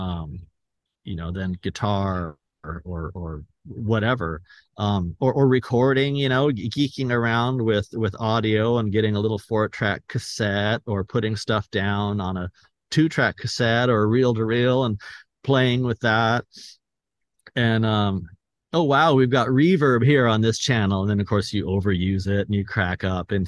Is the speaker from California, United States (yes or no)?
yes; Escondido, California, United States; my hometown here in Escondido